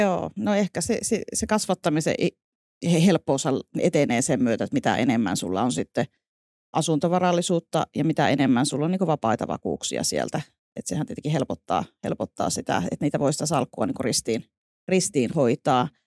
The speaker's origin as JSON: {"language": "Finnish", "region": "northern Finland", "country": "Finland", "tie": "born or raised there", "moved": "yes", "lives_now": "Vantaa, Finland", "said": "sieltä olen kotoisin, niin kuin murteista varmaan voi"}